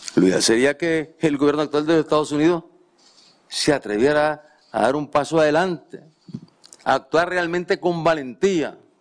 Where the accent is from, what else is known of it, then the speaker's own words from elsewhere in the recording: La Libertad, Chontales, Nicaragua; yo nací en La Libertad, Chontales